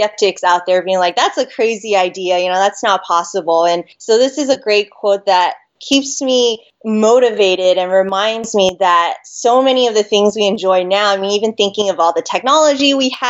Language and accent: English; Las Vegas, Nevada, United States; also born or lived in Hawaii; I was born in Hawaii and then grew up in Vegas